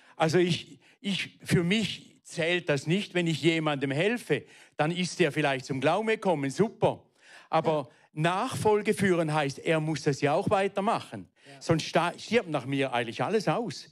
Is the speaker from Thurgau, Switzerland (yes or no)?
yes; Weinfelden, Thurgau, Switzerland; also born or lived in Frauenfeld; Ich bin aufgewachsen in Weinfelden